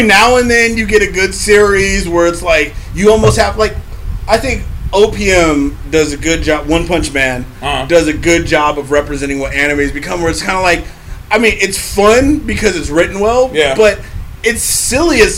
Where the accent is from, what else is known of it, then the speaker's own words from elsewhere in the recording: San Francisco, California, United States; I grew up in San Francisco